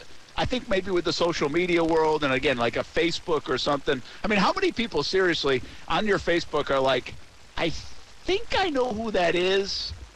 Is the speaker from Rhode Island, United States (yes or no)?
yes; Rhode Island, United States; now in Jacksonville, United States; Like, I'm from Rhode Island. I went to school in Ohio. I worked in Providence. I worked in Albany, New York. I worked in Louisiana. Now we live in Jacksonville.